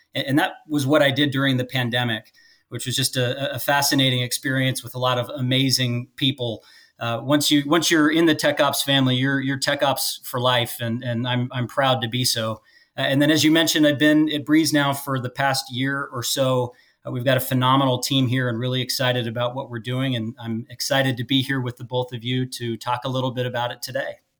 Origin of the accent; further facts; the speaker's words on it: Las Vegas, Nevada, United States; also born or lived in Phoenix; Allegiant, which is in my hometown of Las Vegas, where I was born and raised.